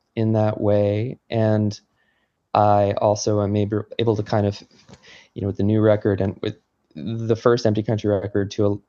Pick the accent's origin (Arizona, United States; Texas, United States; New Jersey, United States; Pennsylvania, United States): New Jersey, United States; now in Connecticut, United States; I grew up in New Jersey